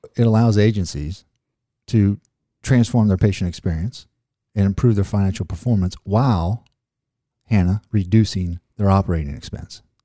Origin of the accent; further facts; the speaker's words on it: Ozark, United States; I'm from Ozark, so we kinda create our own words